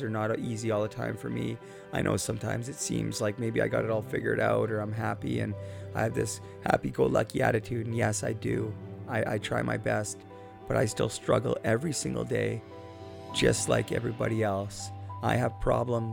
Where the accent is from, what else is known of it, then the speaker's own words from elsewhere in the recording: Port Coquitlam, British Columbia, Canada; Port Coquitlam, British Columbia, my hometown